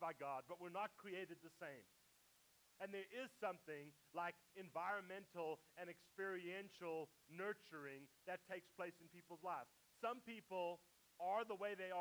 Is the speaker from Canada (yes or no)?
no; South Africa; now in United States; I used to identify as more South African because that's where I grew up. Now I identify more as American because I've lived here longer.